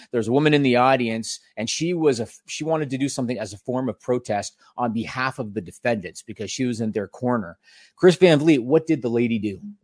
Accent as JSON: {"language": "English", "country": "Canada", "said": "we're both Canadian."}